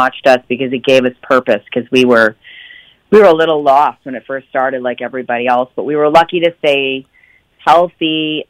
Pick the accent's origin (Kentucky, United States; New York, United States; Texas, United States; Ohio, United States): New York, United States; Pattersonville; I grew up in upstate New York in a really small town called Pattersonville.